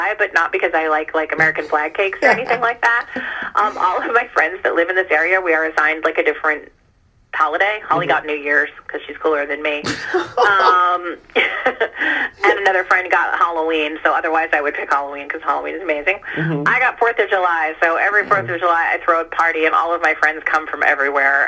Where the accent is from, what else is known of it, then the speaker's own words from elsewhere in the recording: Iran; now in United States; I was born in Iran